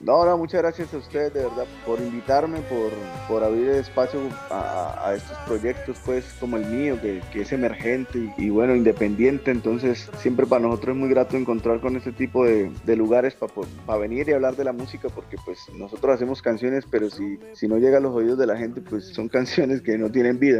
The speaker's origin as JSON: {"language": "Spanish", "town": "Barrancabermeja", "region": "Santander", "country": "Colombia", "tie": "born or raised there", "also_born_or_lived": "Bucaramanga", "said": "nací en Bucaramanga, pero me crié en Barranca y me la paso en Bucaramanga"}